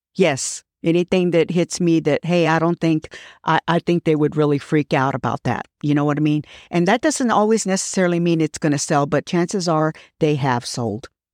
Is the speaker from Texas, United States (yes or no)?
yes; Fort Worth, Texas, United States; I was born and raised here